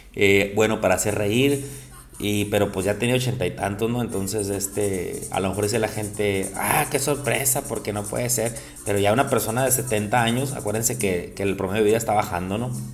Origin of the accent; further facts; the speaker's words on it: Mexico; somos mexicanos